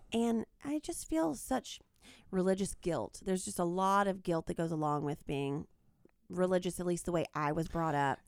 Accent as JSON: {"language": "English", "area": "small town outside Macon", "region": "Georgia", "country": "United States", "moved": "yes", "said": "I am from a small town in Georgia, the state Georgia, not the country."}